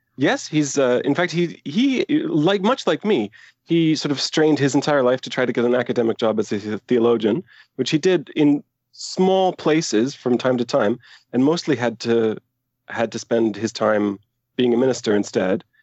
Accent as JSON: {"language": "English", "town": "Aberdeen", "region": "Scotland", "country": "United Kingdom", "tie": "born or raised there", "moved": "yes", "lives_now": "Canada", "said": "I was born in Canada, but I moved to Aberdeen as a very young child."}